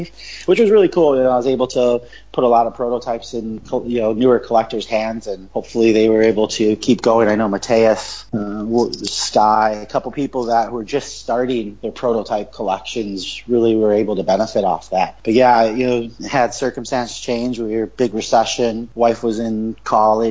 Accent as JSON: {"language": "English", "town": "Chicago", "region": "Illinois", "country": "United States", "tie": "born or raised there", "also_born_or_lived": "Wisconsin", "moved": "as an adult", "lives_now": "Hawaii, United States", "said": "Born and raised in Chicago. Moved to Wisconsin for a few years. And then we moved to Hawaii about 13 years ago."}